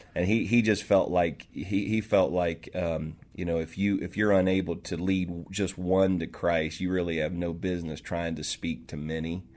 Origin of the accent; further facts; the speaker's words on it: Marietta, Ohio, United States; also born or lived in Toledo, Ohio / the South; now in Seattle, United States; I was, uh, raised there